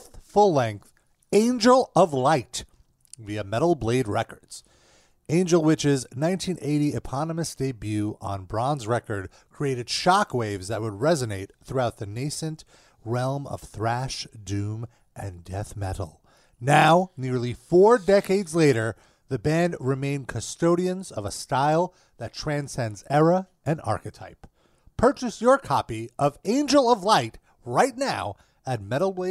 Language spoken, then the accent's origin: English; New York City, New York, United States; We're all Brooklynites.